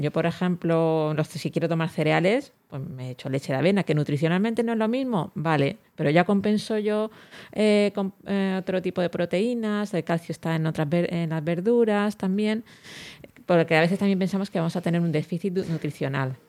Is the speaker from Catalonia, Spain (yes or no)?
no; Elche, Valencian Community, Spain; yo que soy